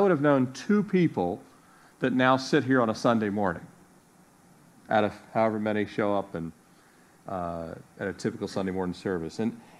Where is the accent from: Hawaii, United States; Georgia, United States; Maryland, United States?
Maryland, United States; Annapolis; also born or lived in Miami; Jeff grew up in Vegas. I grew up in Annapolis / Miami.